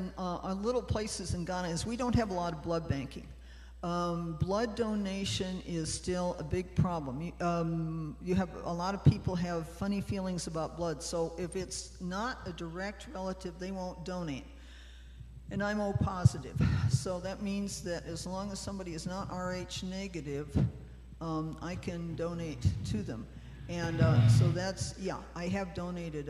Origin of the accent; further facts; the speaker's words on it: United States; moved away; as American Christians